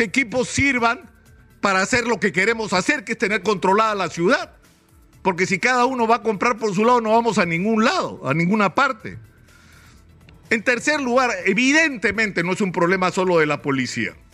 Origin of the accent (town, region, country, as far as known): Peru